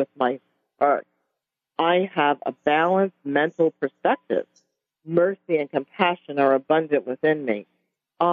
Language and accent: English; New York City, New York, United States; I'm from Brooklyn